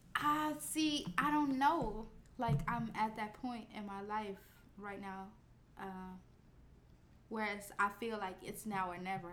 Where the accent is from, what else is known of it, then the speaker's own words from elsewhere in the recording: Chicago, Illinois, United States; we're both from Chicago